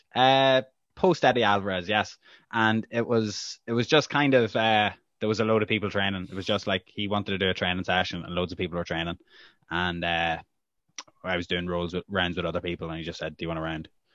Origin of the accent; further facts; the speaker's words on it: Ireland; as an Irish journalist.